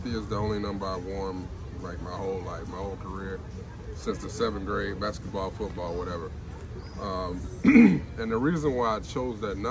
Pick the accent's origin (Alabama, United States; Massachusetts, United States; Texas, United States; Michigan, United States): Alabama, United States; I grew up in Alabama